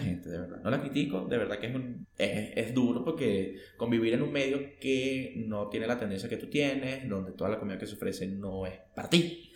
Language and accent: Spanish; Venezuela; moved away; also born or lived in Ecuador / Mexico; yo que he vivido en dos países de Latinoamérica, aparte de Venezuela, que ha sido Ecuador era México